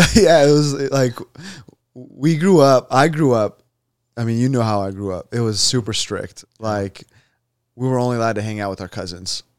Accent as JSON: {"language": "English", "country": "United States", "tie": "born or raised there", "said": "I was born here."}